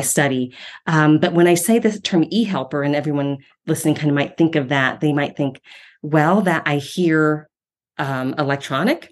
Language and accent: English; Ohio, United States; moved away as an adult; now in Denver, United States; I'm from Ohio